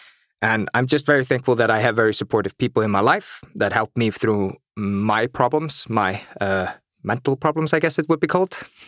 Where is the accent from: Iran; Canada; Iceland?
Iceland; I'm from Iceland.